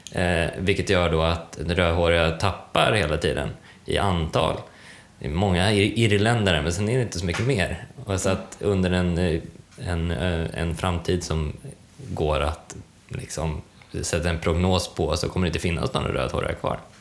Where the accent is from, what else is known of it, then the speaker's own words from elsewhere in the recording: Sweden; Jag är blondin och svensk